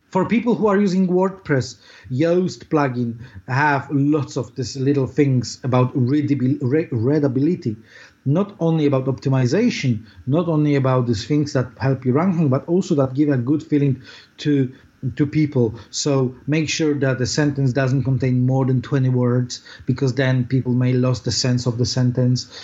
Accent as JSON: {"language": "English", "country": "Poland", "tie": "born or raised there", "second_language": "English", "moved": "as an adult", "lives_now": "London, United Kingdom"}